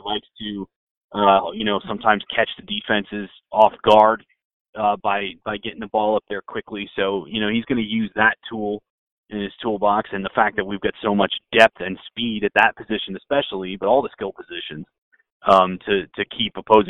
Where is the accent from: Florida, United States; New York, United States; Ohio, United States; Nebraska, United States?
Florida, United States; I grew up in Florida